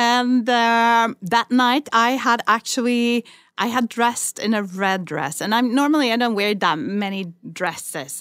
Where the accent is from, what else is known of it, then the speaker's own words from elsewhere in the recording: Sweden; accent: Swedish; English is a second language; moved away as an adult; now in Barcelona, Spain; I'm speaking English with a Swedish